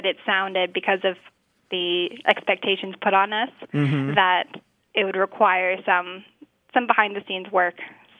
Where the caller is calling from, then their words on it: San Diego, California, United States; I'm calling from San Diego.